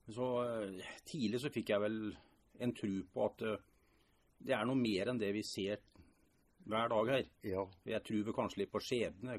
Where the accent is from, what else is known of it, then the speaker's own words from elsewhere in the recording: Norway; Jeg kommer egentlig fra Rollsøy, mm. fra Rostaneset.